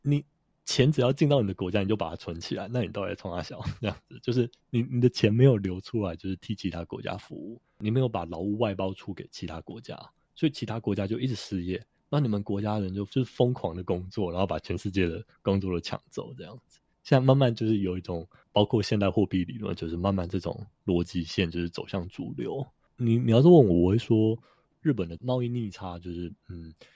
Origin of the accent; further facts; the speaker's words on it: Taiwan; 我们台湾人